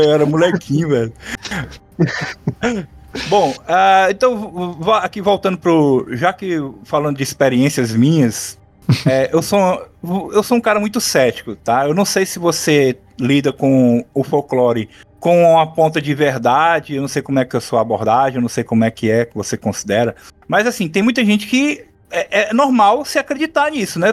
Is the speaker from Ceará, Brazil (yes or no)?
yes; Ceará, Brazil; eu, na minha infância, aqui no Ceará, nos anos 80